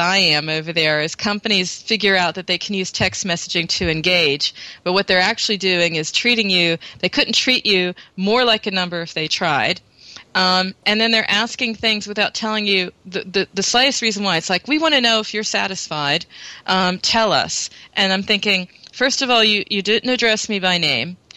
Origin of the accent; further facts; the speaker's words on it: United States; now in Germany; I'm American, but I'm living in Europe where it's very different